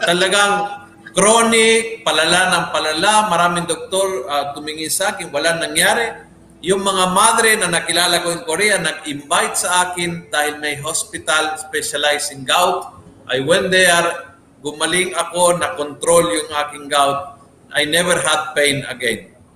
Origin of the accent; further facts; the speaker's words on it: Argentina; sa amin sa Argentina